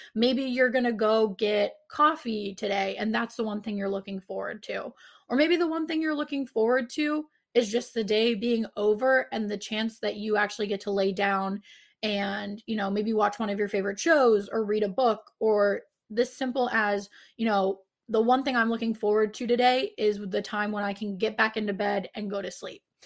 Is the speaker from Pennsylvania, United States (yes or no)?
yes; Pittsburgh, Pennsylvania, United States; I'm from Pittsburgh